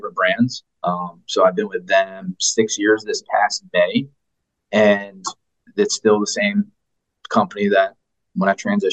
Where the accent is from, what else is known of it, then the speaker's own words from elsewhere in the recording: Wilmington, Delaware, United States; moved away; I'm originally from Wilmington, Delaware